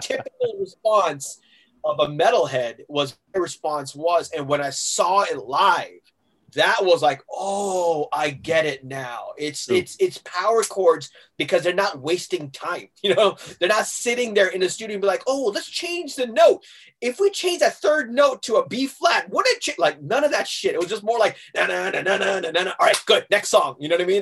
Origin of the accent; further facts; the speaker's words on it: Hong Kong; also born or lived in Massachusetts, United States; the place that I grew up in in Hong Kong called Tim Dato. I'm like, that is home